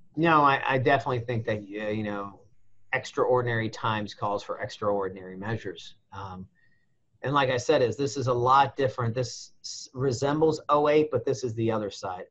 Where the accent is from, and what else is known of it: United States